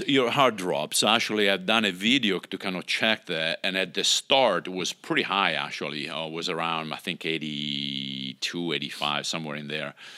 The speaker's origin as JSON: {"language": "English", "country": "Italy", "tie": "born or raised there", "moved": "yes", "said": "I grew up in Italy, obviously, with, you know, the institutional religion there"}